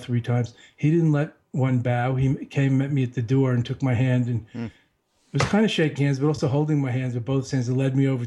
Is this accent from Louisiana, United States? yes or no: no; New York, United States; I told him I'm from New York, and I just graduated from college